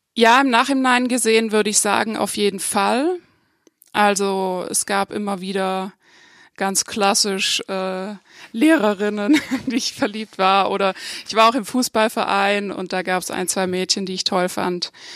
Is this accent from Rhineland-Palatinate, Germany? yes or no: no; Upper Swabia, north of Lake Constance, Baden-Württemberg, Germany; now in Freiburg, Germany; ich komme aus dem Oberschwäbischen, nördlich vom Bodensee, ähm, aus einer Kleinstadt